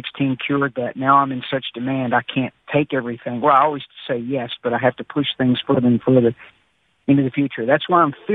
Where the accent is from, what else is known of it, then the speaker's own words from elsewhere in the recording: Appalachian Mountains of Virginia, United States; I am from Appalachia here in the Appalachian Mountains of Virginia